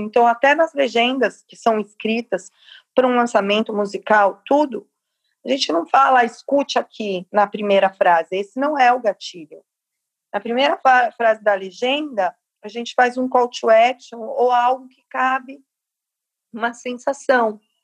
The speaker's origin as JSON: {"language": "Portuguese", "region": "São Paulo", "country": "Brazil", "said": "Capão Redondo, que é a minha quebrada"}